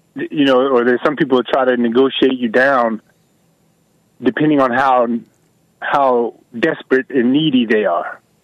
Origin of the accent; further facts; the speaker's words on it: Atlanta, Georgia, United States; I am from Atlanta.